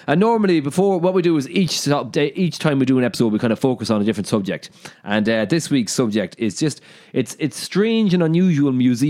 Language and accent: English; Mayo, Connacht, Ireland; We're two lads from Mayo.